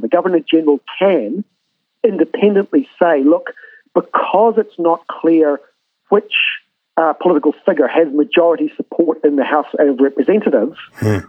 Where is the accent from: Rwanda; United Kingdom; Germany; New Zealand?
New Zealand